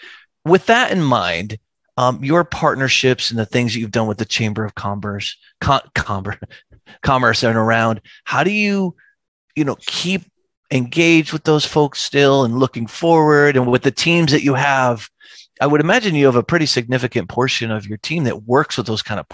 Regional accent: New England, United States; moved away; I'm originally from New England. I always like to tell people I'm raised by Midwest Cleveland. My parents are from Cleveland, raised by Midwesterners in New England, you know, and that part of Maine is incredibly cold and snowy.

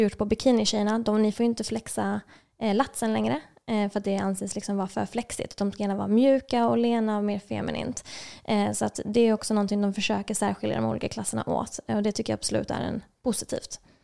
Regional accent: Lund, Skåne, Sweden; moved away as an adult; also born or lived in Serbia; now in Stockholm, Sweden; jag kommer ursprungligen från Lund

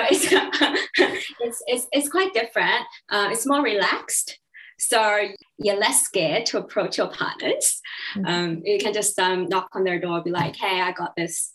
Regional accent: Beijing, China; also born or lived in Hong Kong; now in Melbourne, Australia; I was born in Beijing, I was more in tune with the Mandarin

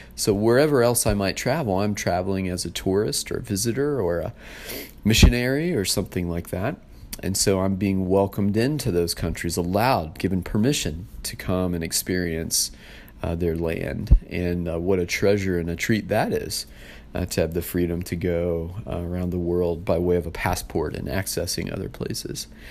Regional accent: United States; I was born in the U S, um, my parents are U S citizens, born and raised

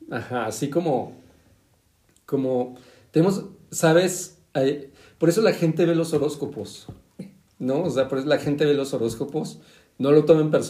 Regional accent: State of Mexico, Mexico; los dos somos del Estado de México, por algo

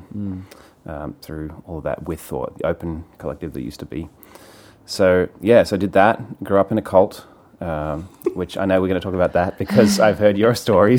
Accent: Sydney, New South Wales, Australia; moved away as an adult; also born or lived in New York, United States; now in United States; I grew up in Sydney, Australia, in this super conservative fundamentalist church

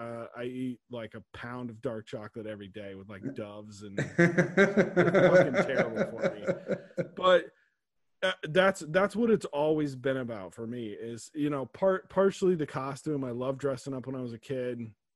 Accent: the North, United States; Matt and I grew up in the North

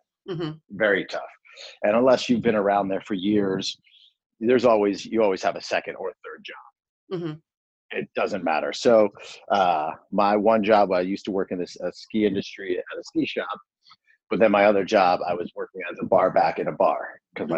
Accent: New Jersey, United States; I grew up in Jersey my whole life

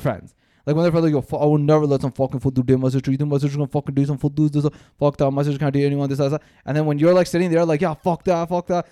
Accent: Canada; we grew up here in Canada

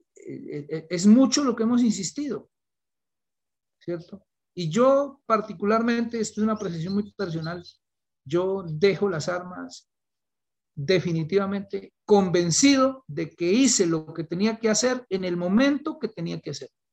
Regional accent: Colombia

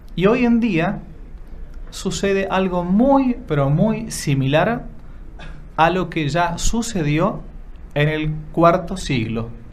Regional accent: Argentina; Ser sacerdote en una universidad pública en mi país

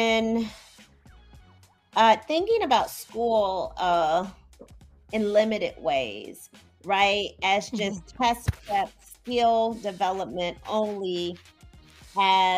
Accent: Midwest, United States; moved away as an adult; now in Chicago, United States; I'm from the Midwest, and I'm back in the Midwest now

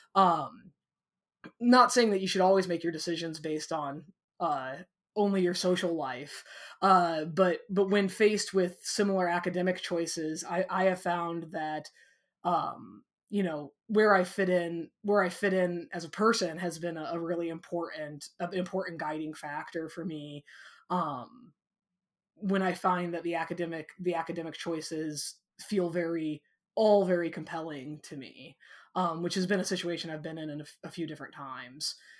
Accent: Walnut, Illinois, United States; I grew up in a, in a small town na, uh, called Walnut, Illinois

